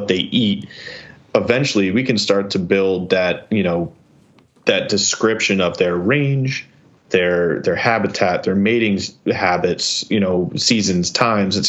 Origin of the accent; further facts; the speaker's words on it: New York, United States; I'm a New Yorker.